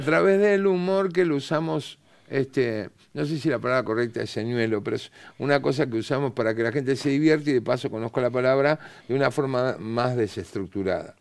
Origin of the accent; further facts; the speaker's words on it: Buenos Aires, Argentina; nosotros tenemos modismo los porteños